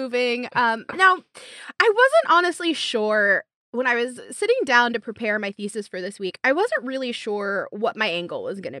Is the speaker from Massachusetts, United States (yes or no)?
no; Oklahoma, United States; And honestly, for me, growing up in Oklahoma, one of the best ways to find new music was through movie soundtracks.